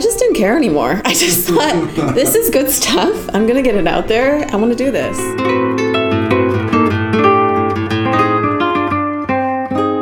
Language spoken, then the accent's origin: English; San Jose, California, United States; I grew up in San Jose, California